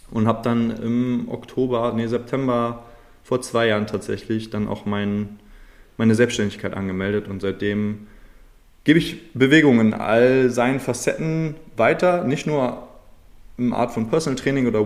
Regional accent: Schleswig-Holstein, Germany; born there; now in Hamburg, Germany; ich bin 27 Jahre alt, gebürtig in Schleswig-Holstein, jetzt wohnhaft in Hamburg.

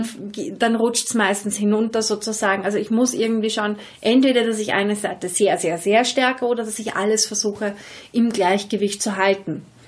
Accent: Vienna, Austria; accent: Viennese; ich rede sehr wienerisch

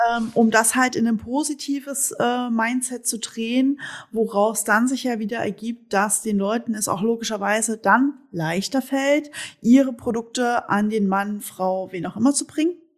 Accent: East Germany, Germany; moved away; wir sind beide Ossi-Mädels

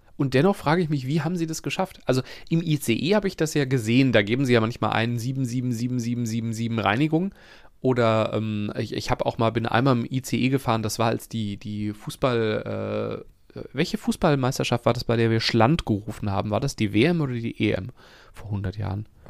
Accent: North Rhine-Westphalia, Germany; bei uns in Nordrhein-Westfalen

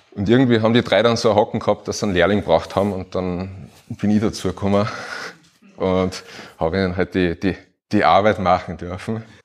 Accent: Upper Austria, Austria; now in Carinthia, Austria; ich bin auch Oberösterreicher und irgendwie nach Kärnten ausgewandert

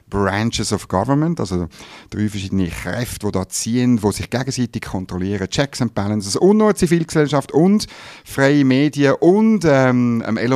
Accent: Switzerland; natürlich ist das gratis Mut, wenn ich das als Schweizer sage, ich ziehe nicht in den Krieg

